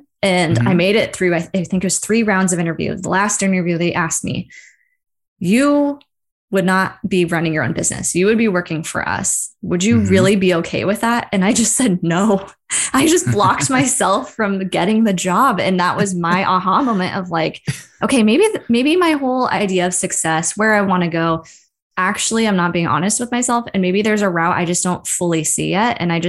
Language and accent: English; Seattle, Washington, United States; I'm from Seattle. I work for the Seattle office of the university.